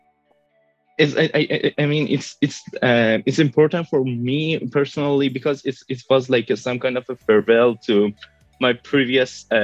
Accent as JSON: {"language": "English", "town": "Tehran", "region": "Tehran Province", "country": "Iran", "tie": "born or raised there", "moved": "as an adult", "lives_now": "Brussels, Belgium", "said": "I was born in Tehran, but I'm living in Brussels"}